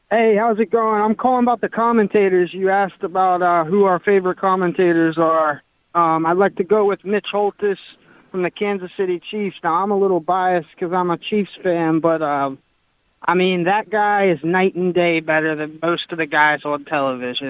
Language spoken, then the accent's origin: English; Mexico; moved away; I'm originally from Mexico